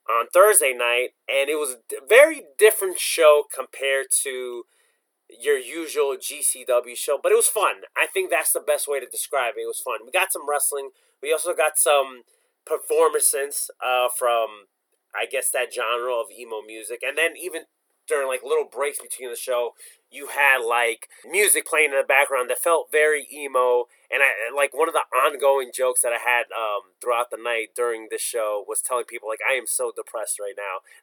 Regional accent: New Jersey, United States; Like I'm from Jersey, so I drive legit everywhere.

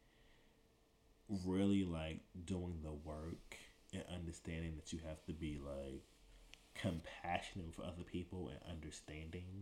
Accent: New York City, New York, United States; moved away as an adult; also born or lived in Buffalo, New York / Washington, D.C.; I'm originally from Brooklyn, East New York

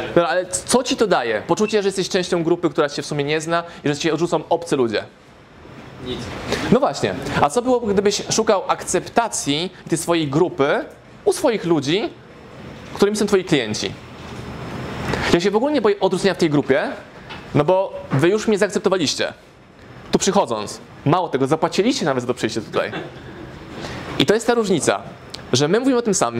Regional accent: Warsaw, Masovian Voivodeship, Poland; moved away as an adult; now in Lublin, Poland; Jestem z Warszawy

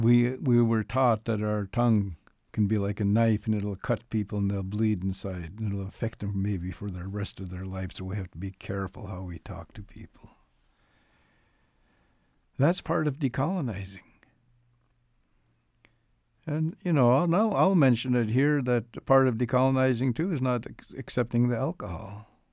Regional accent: Canada; I'm going to make a statement of accountability here as a Canadian.

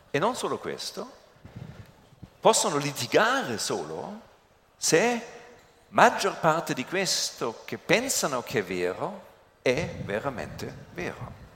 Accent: Germany; Italian is a second language

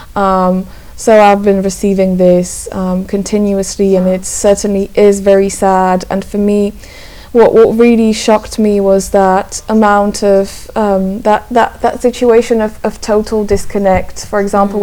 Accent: Slovakia; I'm originally from Slovakia, and I, I mostly write in English

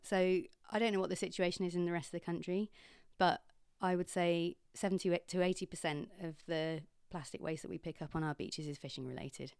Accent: Kingsand, South West England, United Kingdom; moved away as an adult; also born or lived in Bradford / London; I grew up in Kingsand.

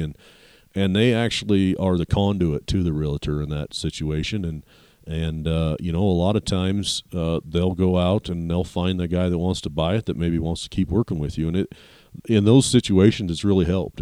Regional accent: Walden, Colorado, United States; I grew up, uh, in some small towns here in Colorado

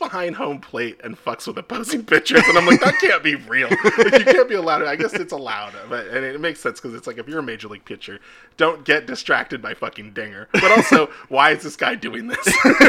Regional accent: United States; As an American

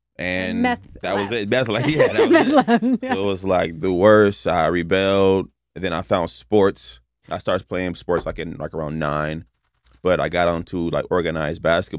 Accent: Inglewood, California, United States; also born or lived in South Central, Los Angeles; Born and raised. In L.A., grew up in Inglewood.

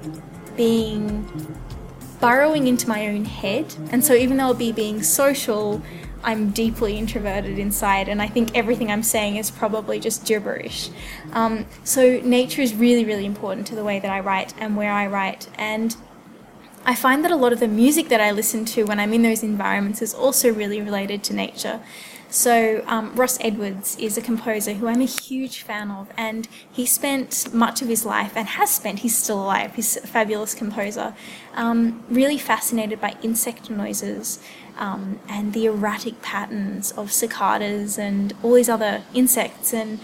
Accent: Wentworth Falls, New South Wales, Australia; now in Canberra, Australia; I am currently living in Canberra, but I'm originally from the Blue Mountains, up the top of the mountains, in the lovely Wentworth Falls.

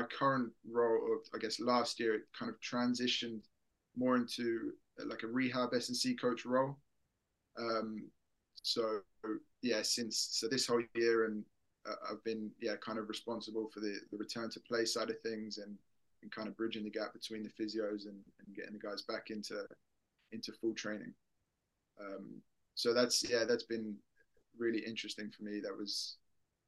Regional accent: England, United Kingdom; moved away as an adult; now in Sweden; I'm from England, obviously. Went to school here, studied uni here

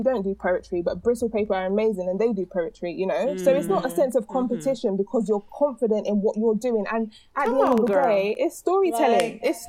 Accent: London, United Kingdom; Like I would never think to say I'm British, I'm from London, other than if it was a scenario where people were asking me based on my accent, right?

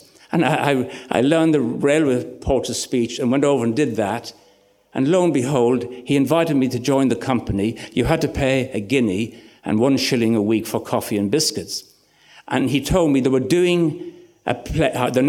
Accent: Ireland; moved away as an adult; also born or lived in Kingscourt, Ireland / Red Hills, Ireland / Ilford, England; I was 18, from rural Ireland.

